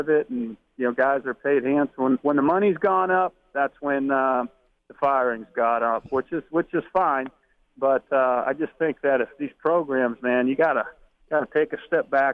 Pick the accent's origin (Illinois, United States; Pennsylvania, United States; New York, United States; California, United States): Pennsylvania, United States; I'm from Pennsylvania